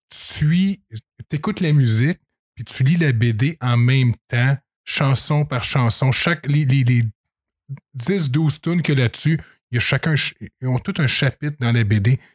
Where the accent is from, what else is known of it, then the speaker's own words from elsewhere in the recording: Saint-Grégoire, Quebec, Canada; je viens de Saint-Grégoire. Et là, je reste à la colle